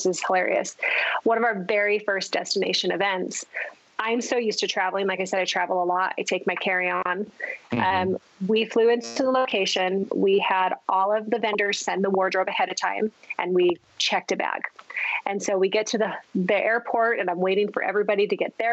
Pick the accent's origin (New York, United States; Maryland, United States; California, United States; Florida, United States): California, United States; also born or lived in southeastern Idaho; now in Idaho, United States; I grew up in California, married an Idaho boy. He refuses to leave. So we are in southeastern Idaho